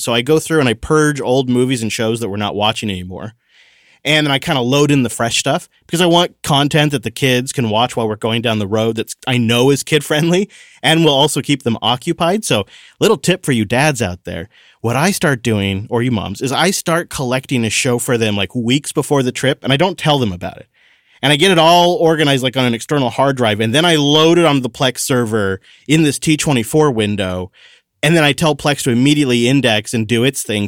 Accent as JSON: {"language": "English", "region": "Washington", "country": "United States", "tie": "born or raised there", "said": "My home state"}